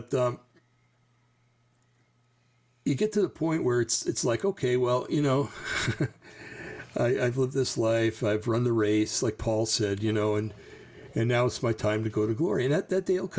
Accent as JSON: {"language": "English", "region": "New Jersey", "country": "United States", "said": "I'm from New Jersey"}